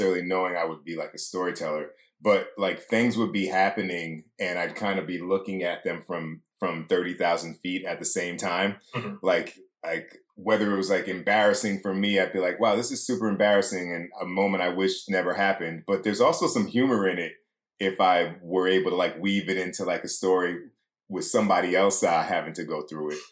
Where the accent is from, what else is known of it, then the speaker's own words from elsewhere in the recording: South Orange, New Jersey, United States; I'm a Jersey guy. I grew up in South Orange